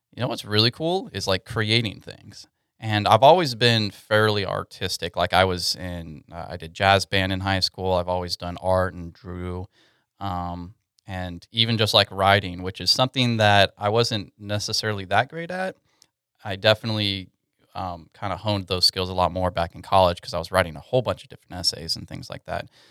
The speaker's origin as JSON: {"language": "English", "town": "Katy", "region": "Texas", "country": "United States", "moved": "as an adult", "lives_now": "Dallas–Fort Worth, United States", "said": "I'm originally from Houston, Texas, Katy in particular"}